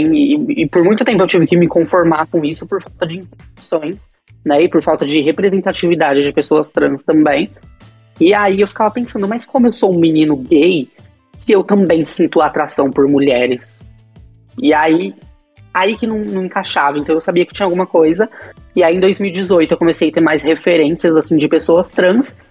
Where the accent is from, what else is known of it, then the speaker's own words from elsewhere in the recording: Bauru, São Paulo, Brazil; moved away; eu saí de Bauru, né? Que, era, que é minha cidade natal